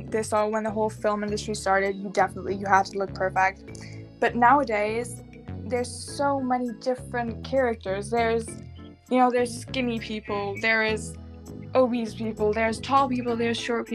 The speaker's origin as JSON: {"language": "English", "country": "United States", "accent": "American", "said": "I have never experienced that myself because my American accent is n"}